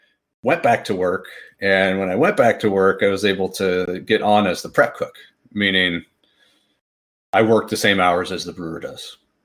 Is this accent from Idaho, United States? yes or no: no; Fresno, California, United States; I know in the city I grew up in Fresno, California, there was a great homebrew club.